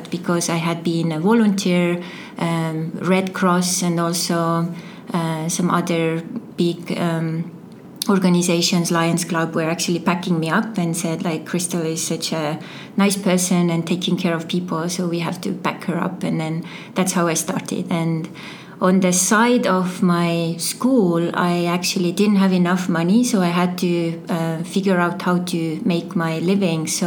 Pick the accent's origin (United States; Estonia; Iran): Estonia; Türi, Järva County; English is a second language; moved away as an adult; also born or lived in Paide; I'm originally from Estonia um, and I was born in Paide and uh, growing up in uh, Turi area.